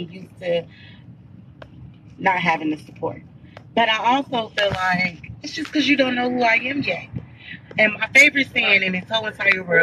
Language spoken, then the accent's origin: English; Chicago, Illinois, United States; I'm from Chicago. Upcoming rap artist